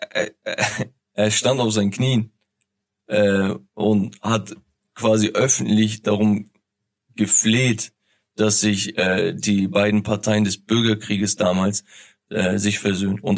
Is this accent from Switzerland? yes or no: no; Turkey; Also ähm, viel, viele, die, die mich kennen, wissen, okay, ich bin Türke.